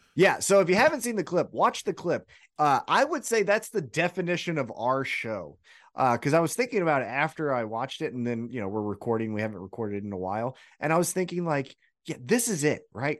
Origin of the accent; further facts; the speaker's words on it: Kansas City, Missouri, United States; I'm from Kansas City